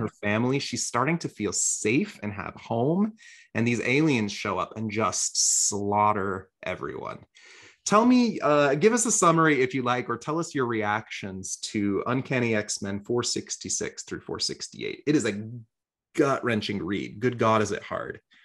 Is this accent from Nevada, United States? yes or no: yes; Las Vegas, Nevada, United States; moved away; I grew up partially in Vegas